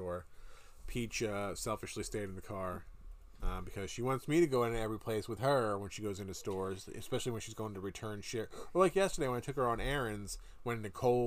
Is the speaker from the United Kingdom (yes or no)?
no; Canada; now in United States; growing up in Canada